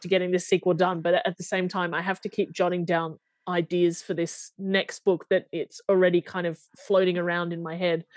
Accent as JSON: {"language": "English", "country": "Australia", "said": "I'm from Australia"}